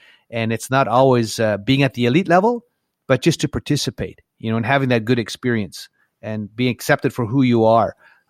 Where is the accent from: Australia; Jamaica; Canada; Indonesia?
Canada; Little Black Bear, Saskatchewan; moved away; I'm from Saskatchewan, and growing up on Little Black Bear